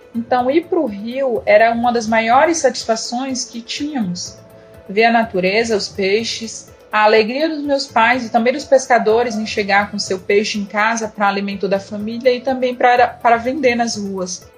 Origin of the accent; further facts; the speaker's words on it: Altamira, Pará, Brazil; Eu nasci em Altamira, Pará e fui criada no beiradão do rio Xingu muitas de suas ilhas.